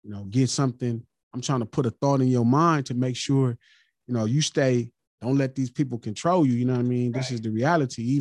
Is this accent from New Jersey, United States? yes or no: no; Los Angeles, California, United States; I'm from Watts